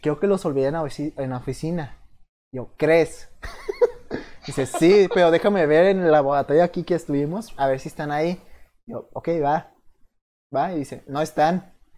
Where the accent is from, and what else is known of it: Mexico